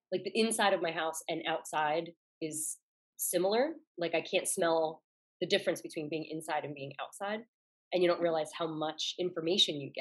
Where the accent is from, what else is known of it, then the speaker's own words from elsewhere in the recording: Philadelphia, Pennsylvania, United States; I'm from Philly, so there's a lot of, they throw extra letters in things